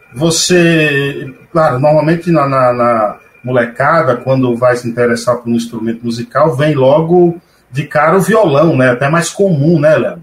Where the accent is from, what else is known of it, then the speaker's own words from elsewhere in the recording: Paiaiá, Bahia, Brazil; moved away as an adult; also born or lived in São Paulo; um cidadão paiaiense que veio lá do mato, até os meus 21 anos de idade, eu não tive luz elétrica